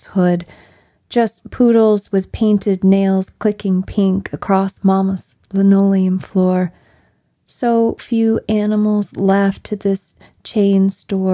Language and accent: English; Kentucky, United States; growing up in the Kentucky that I did